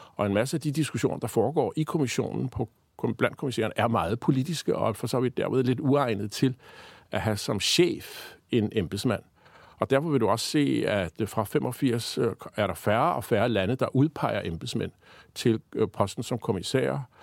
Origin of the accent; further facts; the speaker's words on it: Denmark; vi som danskere